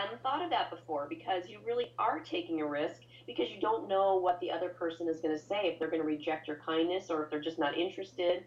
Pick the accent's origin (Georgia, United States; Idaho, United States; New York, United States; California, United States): Idaho, United States; Boise; I'm from Boise, Idaho, and there's hardly ever traffic here